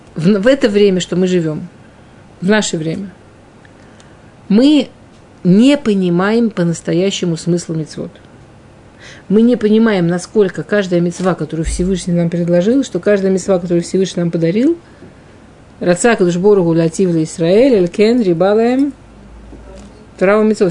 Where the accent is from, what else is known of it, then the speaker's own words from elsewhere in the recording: Russia; в пригороде, ну, там, на окраине